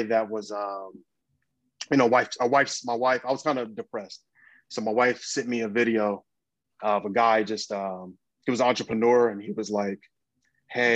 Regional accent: Dayton, Ohio, United States; now in Los Angeles, United States; I'm from Dayton, Ohio. And then, but I live

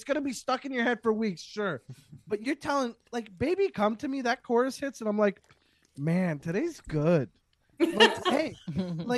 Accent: Canada; I'm from the French part

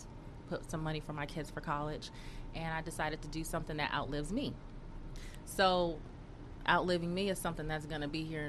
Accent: California, United States; When I was little, my mom used to take me. I lived in South Central.

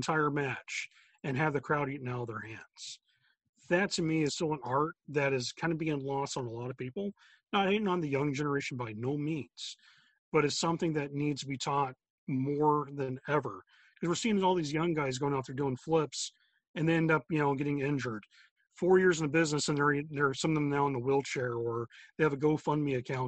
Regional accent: South Florida, United States; moved away as an adult; now in Chicago, United States; I grew up in South Florida myself. married a girl from Chicago. Now I'm stuck in snowstorms.

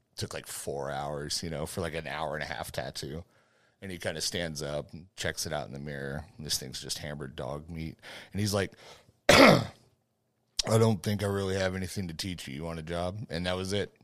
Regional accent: Fort Hood, Texas, United States; I grew up on Fort Hood, you know, so most of my time has been in this area

